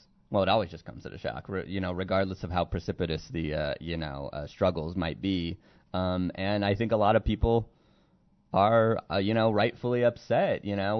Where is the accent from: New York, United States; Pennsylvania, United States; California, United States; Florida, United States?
California, United States; we're from California.